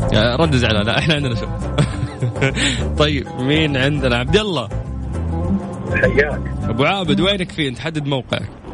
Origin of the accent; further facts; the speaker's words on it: Cairo, Cairo Governorate, Egypt; من مصر انا من القاهره